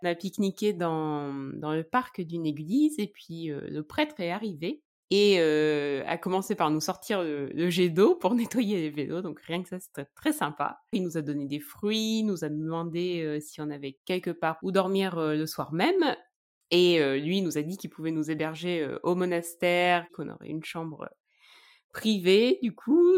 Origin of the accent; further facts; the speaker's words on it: Charente, near Angoulême, Nouvelle-Aquitaine, France; Je viens de Charente, un petit village près d'Angoulême